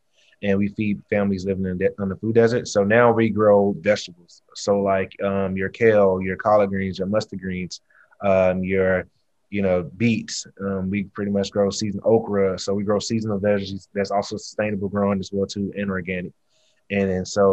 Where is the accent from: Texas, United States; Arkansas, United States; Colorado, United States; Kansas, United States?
Texas, United States; Houston; I'm from the South, I'm from Texas, Houston, grew up eating Southern soul